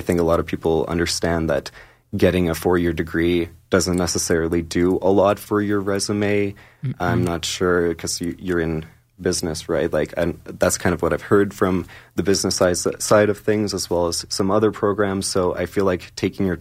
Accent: Calgary, Alberta, Canada; I was born and raised here in Calgary

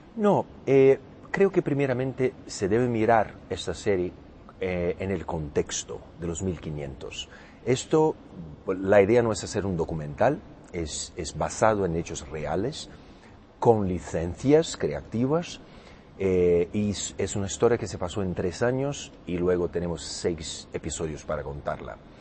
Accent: Brazil; Spanish is a second language; soy brasileño, eh, acento portugués

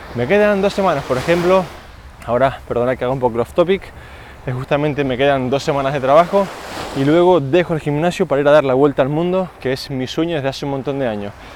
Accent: Spain; como español no hago siesta, estoy un poco yendo en contra de los cánones del país

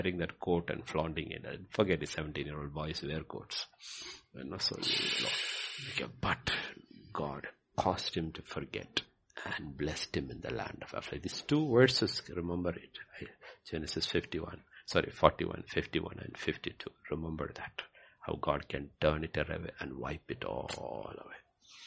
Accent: Bhutan; when I was growing up in Bhutan

